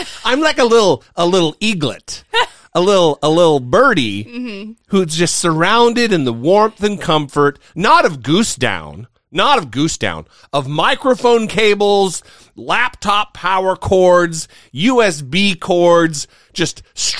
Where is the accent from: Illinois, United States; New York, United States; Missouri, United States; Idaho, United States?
Idaho, United States; born there; I was born in Idaho.